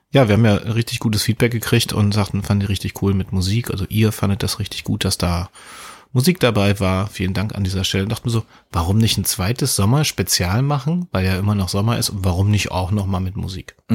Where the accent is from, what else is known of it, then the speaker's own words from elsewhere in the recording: Mecklenburg-Vorpommern, Germany; Ich, ich war bin ja in der freien Welt. Ich bin ja im Osten groß